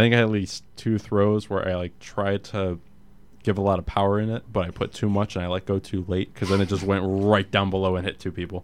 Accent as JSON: {"language": "English", "region": "Connecticut", "country": "United States", "tie": "born or raised there", "said": "Grew up in Connecticut, Islanders guy all the way"}